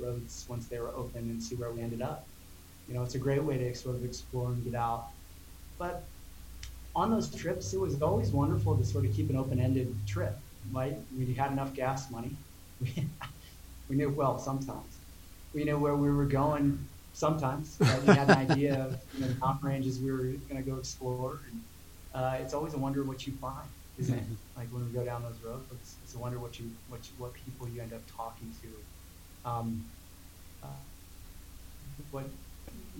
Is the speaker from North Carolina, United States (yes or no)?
no; Montana, United States; my young age of exploring growing up in Montana